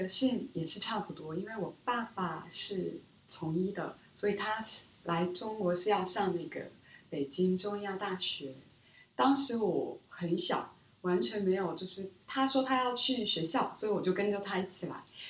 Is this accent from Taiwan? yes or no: no; Seoul, South Korea; Chinese is a second language; now in Beijing, China; 我来自韩国的首尔。嗯，之前十年前。我在北京生活过五年多，是小学、中学期间。从高中我回到中韩国，然后一直在那边学习工作。